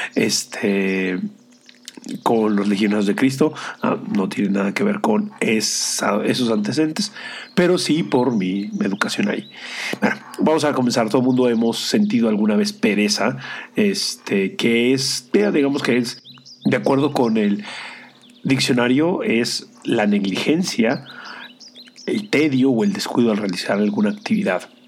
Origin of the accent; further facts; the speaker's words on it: Mexico; siendo el único mexicano latinoamericano dentro del grupo